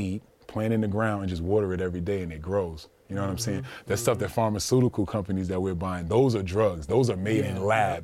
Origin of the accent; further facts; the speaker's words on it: Orange, New Jersey, United States; I grew up in Orange, New Jersey